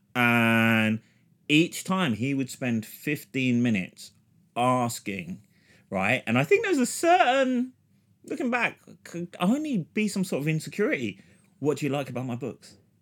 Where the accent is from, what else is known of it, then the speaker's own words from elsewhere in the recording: London, United Kingdom; where I was raised in London.